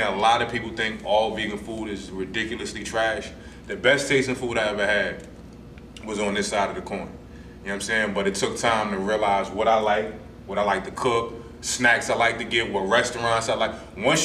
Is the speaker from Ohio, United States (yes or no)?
no; New Jersey, United States; I'm from Jersey